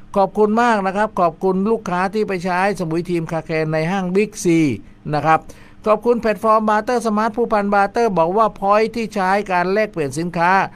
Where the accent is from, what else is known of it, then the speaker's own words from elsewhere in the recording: Ko Samui, Surat Thani, Thailand; ผมเป็นคนเกาะสมุย